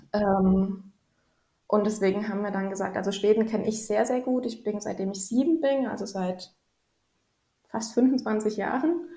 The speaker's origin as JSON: {"language": "German", "region": "Rhineland-Palatinate", "country": "Germany", "tie": "born or raised there", "also_born_or_lived": "Helsinki, Finland / Djibouti / Dresden, Germany", "moved": "as an adult", "lives_now": "Sweden", "said": "ich komme gebürtig aus äh, Rheinland-Pfalz, also aus mhm. der schönen Pfalz sozusagen, mitten aus den Weinbergen"}